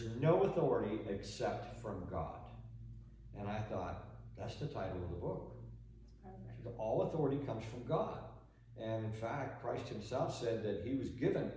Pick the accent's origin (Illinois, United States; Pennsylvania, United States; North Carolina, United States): Pennsylvania, United States; Pittsburgh; I grew up in Western Pennsylvania, in Pittsburgh